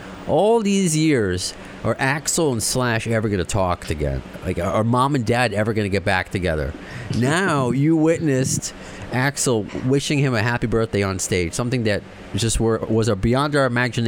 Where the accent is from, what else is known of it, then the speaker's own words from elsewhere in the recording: Baldwin, New York, United States; Family is from Greece. We grew up together on Long Island, New York, and in Baldwin